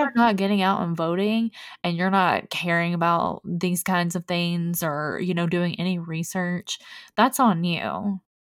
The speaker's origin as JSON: {"language": "English", "town": "Mount Sterling", "region": "Kentucky", "country": "United States", "tie": "born or raised there", "said": "I'm from Mount Sterling for you Kentucky people"}